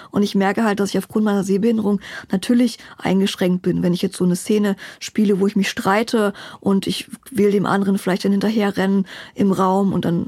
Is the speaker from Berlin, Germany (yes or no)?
yes; Berlin, Germany; Ich bin Berlinerin, genau. Hier geboren